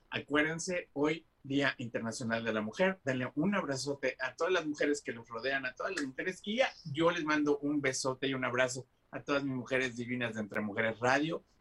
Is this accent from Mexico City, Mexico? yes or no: yes; Mexico City, Mexico; also born or lived in Cuernavaca; Yo nací en Cuernavaca, pero viví todo el tiempo en Ciudad de México.